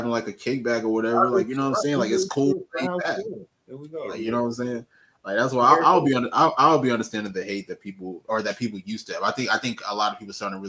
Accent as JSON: {"language": "English", "region": "the South", "country": "United States", "tie": "born or raised there", "said": "me being raised in the South"}